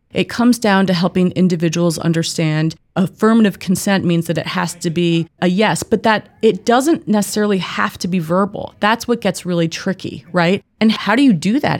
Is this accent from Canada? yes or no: no; East Coast, United States; moved away as an adult; also born or lived in Northeast / Mid Atlantic / Midwest; I'm originally from the East Coast.